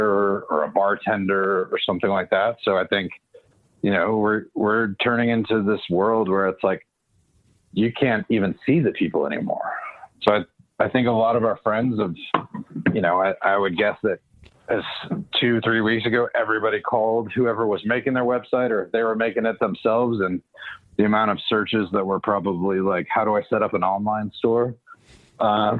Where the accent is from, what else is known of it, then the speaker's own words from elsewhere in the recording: Houston, Texas, United States; moved away as an adult; also born or lived in Denver / New York City / Chicago / London; I grew up in Houston, so Houston always will be home